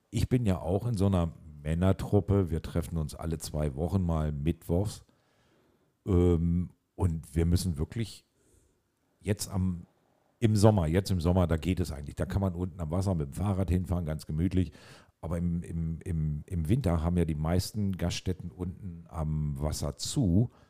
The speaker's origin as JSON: {"language": "German", "town": "Hardegsen", "region": "Lower Saxony", "country": "Germany", "said": "Aus dem Solling. Hardexen."}